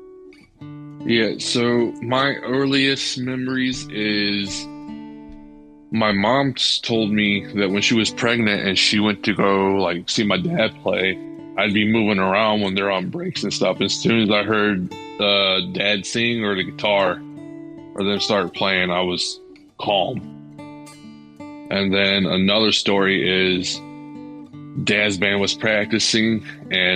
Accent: Adrian, Michigan, United States; I am originally from Adrian, Michigan, and I grew up with my dad playing in bands

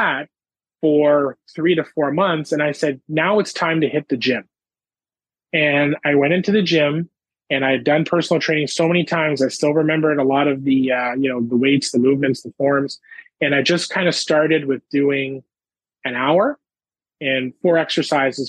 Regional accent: Ottawa, Ontario, Canada; now in Nova Scotia, Canada; my hometown, Ottawa, Ontario

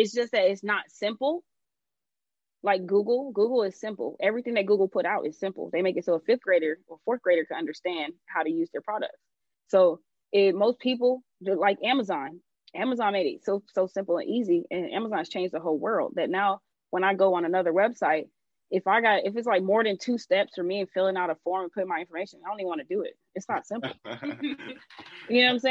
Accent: Atlanta, Georgia, United States; I'm from Atlanta.

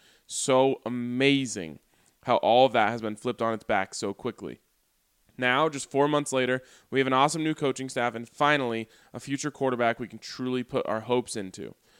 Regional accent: New Jersey, United States; Being a Broncos fan growing up in Jersey, all I had growing up was Giants and Jets sports radio. Most recently, I've moved to South Jersey.

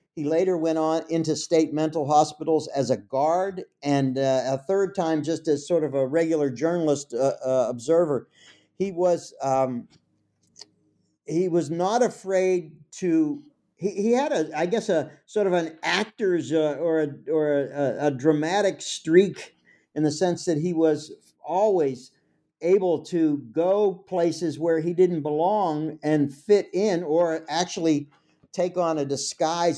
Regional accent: Pittsburgh, Pennsylvania, United States; I'm from Pittsburgh. It's my hometown.

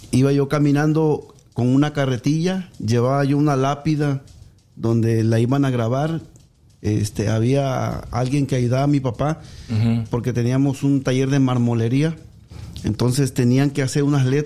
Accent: Agua Dulce, Veracruz, Mexico; also born or lived in Tabasco; Yo nací en Tabasco. pero a consecuencia de que mi madre tenía 14 años, este, me dio en adopción. a los dos meses de nacido me, me, fui, me, me, me adoptaron unos tíos en Agua Dulce Veracruz.

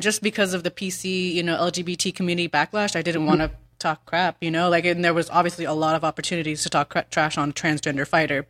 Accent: Ukiah, California, United States; also born or lived in Bay Area; I'm from Northern California. I wrestled on a boys team called at Ukiah High.

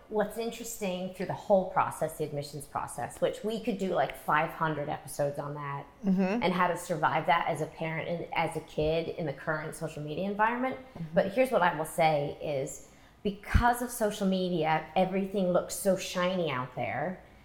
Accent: England, United Kingdom; We came from England, and neither of my parents went to college.

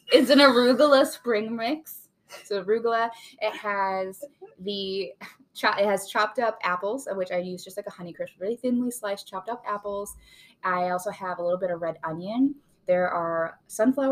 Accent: Illinois, United States; We're from Illinois

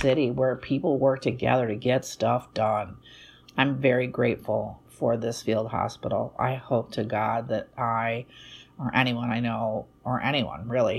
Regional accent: Chicago, Illinois, United States; I was born and raised here, traveled and lived other places, but this is my hometown

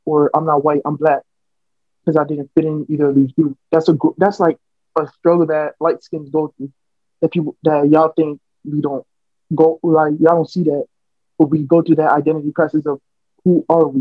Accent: Miami, Florida, United States; accent: American; first language Spanish; English is a second language; I have an American accent because I was born and raised here

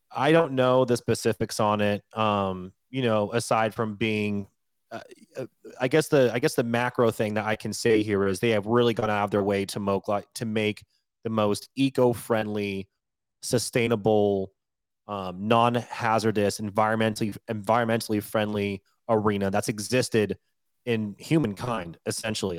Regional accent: Washington, United States; moved away; also born or lived in Colorado; I'm born and raised in Washington State, lived a lot of years in Colorado

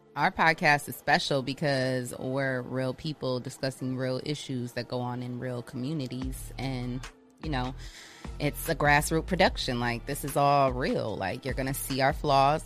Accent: Ohio, United States; also born or lived in Michigan; I grew up in Ohio. I'm originally from Michigan, but I grew up in Ohio

